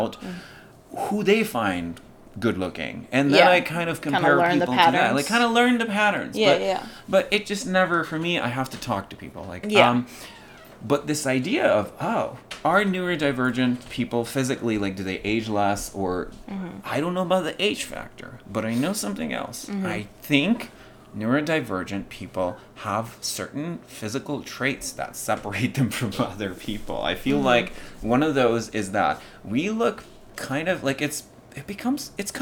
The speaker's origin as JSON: {"language": "English", "country": "Pakistan", "tie": "born or raised there", "also_born_or_lived": "Kabul, Afghanistan", "second_language": "English", "moved": "as an adult", "lives_now": "United States"}